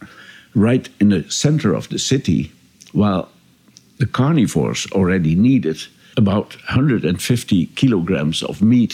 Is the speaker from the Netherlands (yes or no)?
yes; Enschede, Overijssel, Netherlands; born there; English is a second language; And I was born in the Catholic hospital in Enschede, in the eastern part of the country.